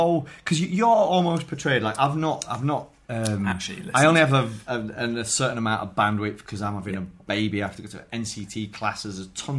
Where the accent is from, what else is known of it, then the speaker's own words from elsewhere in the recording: Wakefield, Yorkshire and the Humber, United Kingdom; I'm from West Yorkshire, a place called Wakefield. I'm a Huddersfield Town fan, but born in Wakefield.